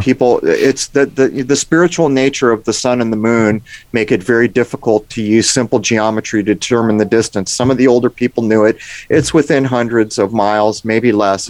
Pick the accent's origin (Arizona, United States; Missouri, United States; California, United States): California, United States; San Diego; I grew up in San Diego